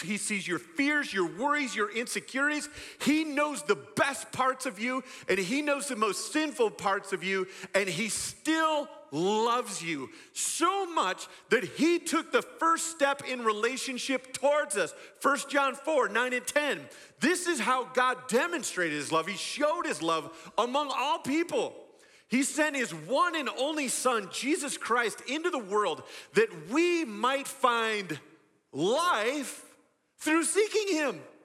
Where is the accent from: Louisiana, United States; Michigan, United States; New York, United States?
Michigan, United States; West; I grew up in a, in a pocket of Michigan known as West Michigan, a bunch of small farming communities